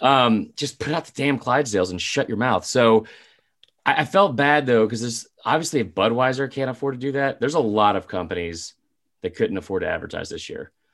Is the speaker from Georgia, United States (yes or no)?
yes; Atlanta, Georgia, United States; We are also both from Atlanta